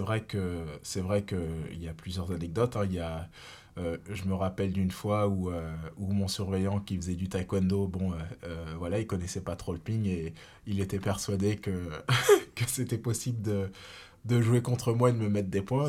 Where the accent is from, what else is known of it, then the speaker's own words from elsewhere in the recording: Reims, Grand Est, France; moved away; also born or lived in Saarbrücken, Germany; je suis bien rémois de base, donc puisque je suis né à Reims et j'ai commencé euh, le tennis de table directement à l'Olympique Rémois Tennis de table